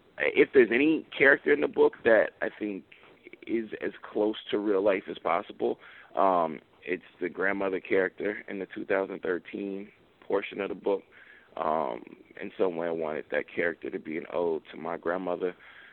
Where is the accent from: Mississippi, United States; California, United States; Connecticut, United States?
Mississippi, United States; I'm from Mississippi, so I'm heavily influenced by Twain